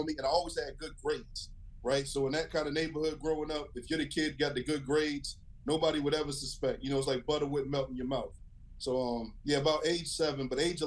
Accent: Herndon, Virginia, United States; also born or lived in Western Pennsylvania; I grew up in Herndon, Virginia, actually Fairfax County

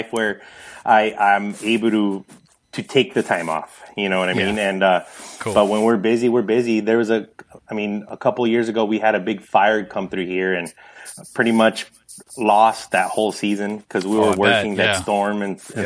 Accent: Santa Paula, California, United States; also born or lived in Los Angeles / Ventura; now in Oxnard, United States; I was born in East LA, Los Angeles, and we moved up to Santa Paula when I was about 7 years old

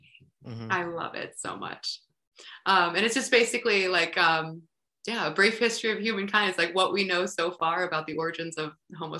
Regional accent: North Carolina, United States; And I grew up in North Carolina, so I was exposed to a lot of country music.

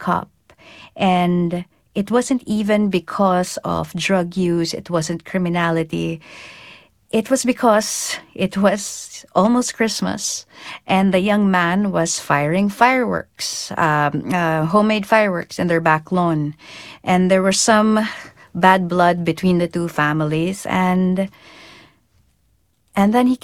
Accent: Philippines; I am a Filipino field reporter. My field is there. So I'm going home.

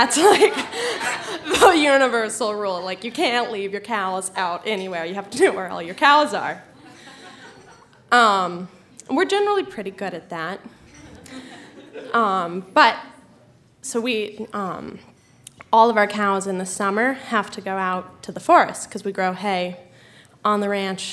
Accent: Colorado, United States; I'm from Colorado

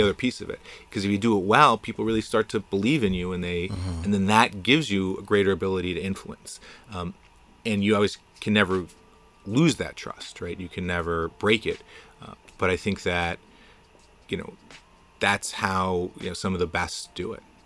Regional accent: New Jersey suburbs, United States; also born or lived in Boston; now in Jersey City, United States; I grew up in the Jersey burbs

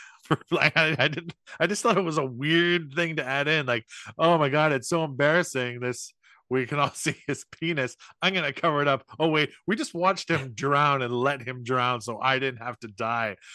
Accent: St. Catharines, Ontario, Canada; my hometown of Saint Catharines

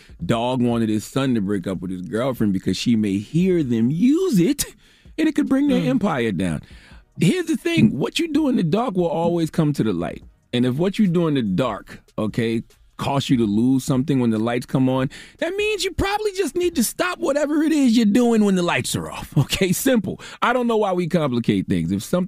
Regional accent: South Carolina, United States; Okay, especially black women from the South. I'm from South Carolina.

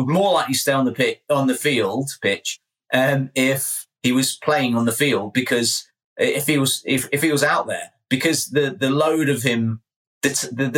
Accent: England, United Kingdom; I'm English

